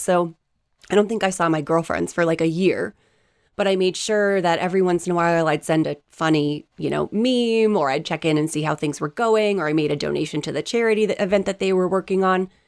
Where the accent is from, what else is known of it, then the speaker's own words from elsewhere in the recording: East Coast, United States; I grew up on the East Coast. We are as direct as it gets.